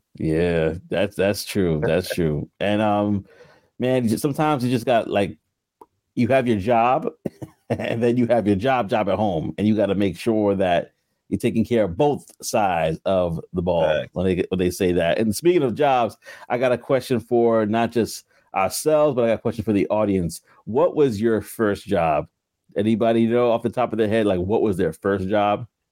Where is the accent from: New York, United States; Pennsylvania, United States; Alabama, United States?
New York, United States; New York City; also born or lived in Queens / Brooklyn; I grew up in New York, you know. I was living in Queens for a while